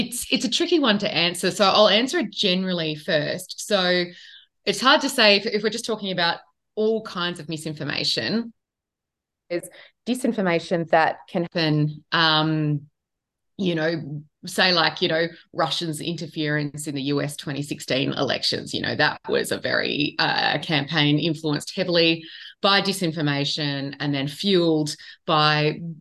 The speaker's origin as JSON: {"language": "English", "town": "Sydney", "region": "New South Wales", "country": "Australia", "tie": "born or raised there", "said": "I grew up in Western Sydney and didn't really have much connection to farming"}